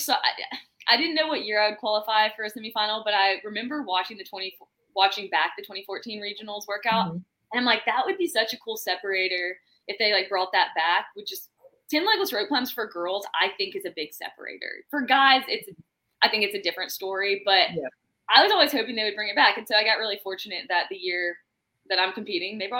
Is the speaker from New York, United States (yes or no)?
no; Birmingham, Alabama, United States; I'm from Birmingham, Alabama.